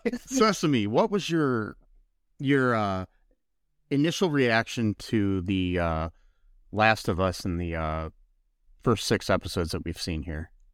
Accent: United States; we're American

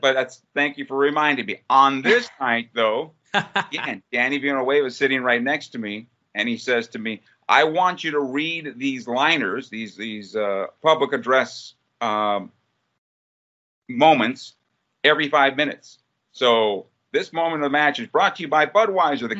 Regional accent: San Diego, California, United States; San Diego, my hometown

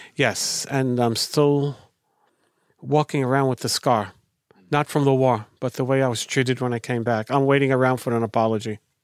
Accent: New York City, New York, United States; now in Israel; I'm originally from the Lower East Side of New York City, the melting pot of America

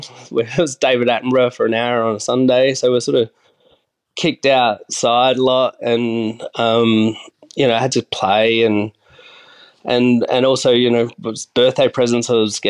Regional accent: Adelaide, South Australia, Australia; also born or lived in Yongala; So I grew up around Adelaide. I was born in a tiny country town called Yongala, which is out near Peterborough, near the new Tesla battery now, I suppose, near Jamestown.

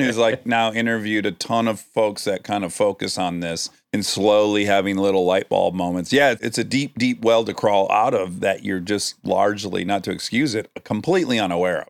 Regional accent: Detroit, Michigan, United States; moved away; as a kid in Detroit.

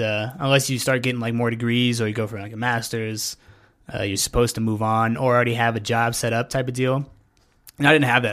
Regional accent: Pueblo, Colorado, United States; also born or lived in Kansas; originally from, like, Kansas, but ca-, came to Pueblo when I was, like, eight

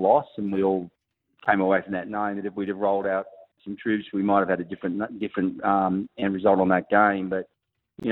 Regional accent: Wollongong, New South Wales, Australia; I'm from Wollongong

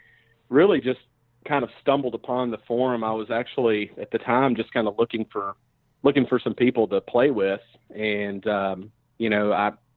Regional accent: Nashville, Tennessee, United States; moved away as an adult; now in Charlotte, United States; I'm originally from Nashville

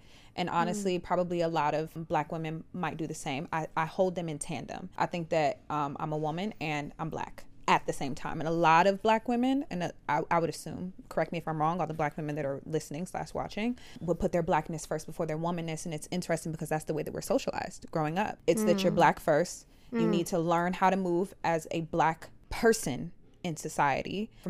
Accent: United States; I can only speak to America because I'm American.

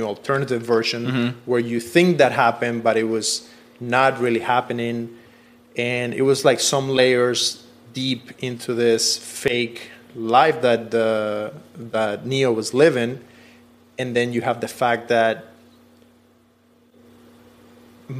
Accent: Cuba; moved away; I come from Cuba.

